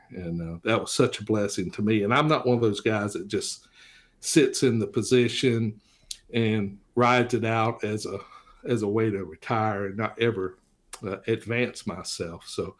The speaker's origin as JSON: {"language": "English", "region": "Florida", "country": "United States", "tie": "born or raised there", "also_born_or_lived": "Richlands, Virginia", "said": "And of course, I was born in Richlands, which is in Tazewell County. And then my mother and father moved us to Florida when I was 7."}